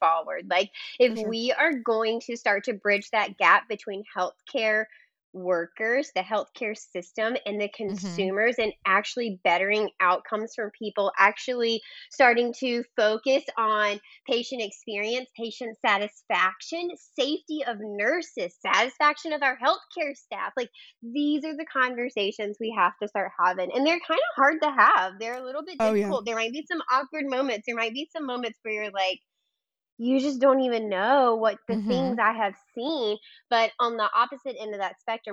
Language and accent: English; Mississippi, United States; I'm from Mississippi